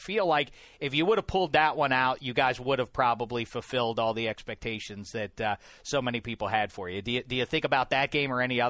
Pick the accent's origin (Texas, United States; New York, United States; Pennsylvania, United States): Pennsylvania, United States; Pittsburgh; I'm born and raised in Pittsburgh, PA.